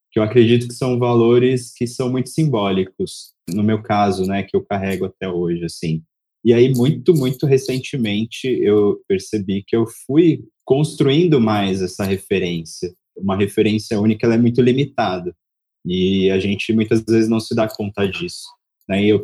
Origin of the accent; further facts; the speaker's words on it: São Paulo, Brazil; now in Salvador, Brazil; Sou nascido em Salvador, vivi a minha vida inteira em São Paulo e, e há dois anos fiz esse retorno